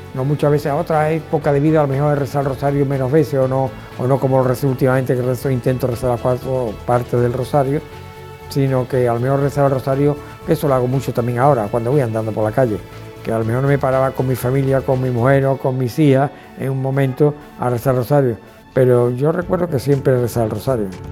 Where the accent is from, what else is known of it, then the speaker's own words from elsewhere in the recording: Seville, Andalusia, Spain; soy de Sevilla, tengo 80 años.